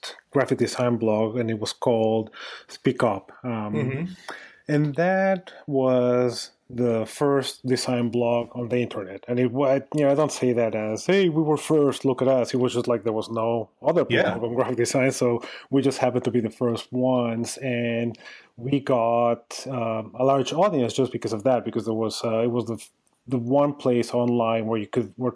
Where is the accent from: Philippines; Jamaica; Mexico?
Mexico; moved away; also born or lived in New York / Austin; I'm originally from Mexico